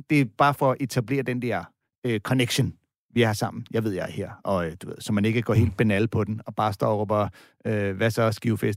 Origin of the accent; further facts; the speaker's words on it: California, United States; jeg er ikke øh, fra her, jeg er fra East Bay